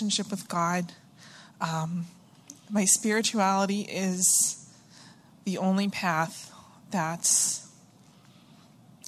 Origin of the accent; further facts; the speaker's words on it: Stoneham, Massachusetts, United States; I'm from Stoneham, Massachusetts, which is just north of Boston